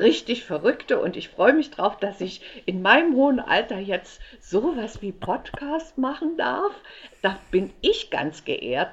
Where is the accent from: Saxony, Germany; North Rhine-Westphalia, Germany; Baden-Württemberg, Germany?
Saxony, Germany; Leipzig; also born or lived in Frankfurt (Oder); wir kommen, wir, wir kommen aus Leipzig